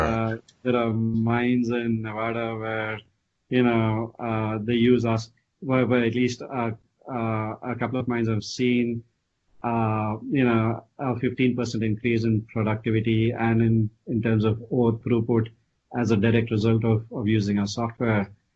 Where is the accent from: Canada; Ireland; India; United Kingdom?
India; moved away as an adult; also born or lived in Austin, Texas / San Francisco Bay Area; now in United States; I grew up in India, uh, you know, studied in India all the way through my college, and then came here, you know, way back in 1998.